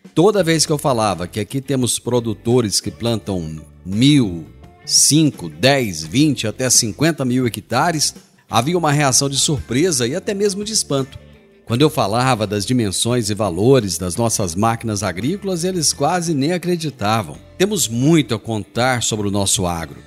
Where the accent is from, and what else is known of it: Brazil